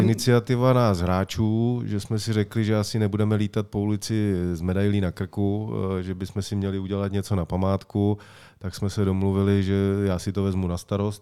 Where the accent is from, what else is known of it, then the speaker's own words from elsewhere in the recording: Czechia; já jsem vždycky byl hrdý na to, že jsem Čech a jsem hrdý na to, že jsem Čech